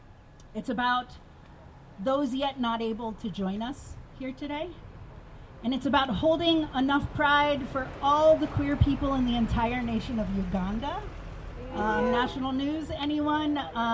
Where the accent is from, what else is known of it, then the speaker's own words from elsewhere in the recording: Florida, United States; now in Nevada City, United States; I mean like my home state of Florida